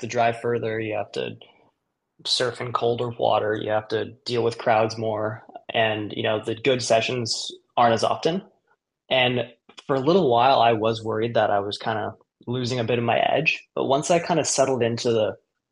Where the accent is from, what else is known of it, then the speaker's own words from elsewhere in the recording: Kauai, Hawaii, United States; moved away as an adult; now in California, United States; I grew up, you know, on the south side of Kauai.